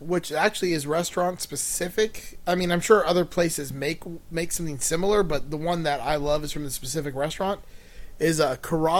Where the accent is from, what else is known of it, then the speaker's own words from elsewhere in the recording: Miami, Florida, United States; I'm from Miami.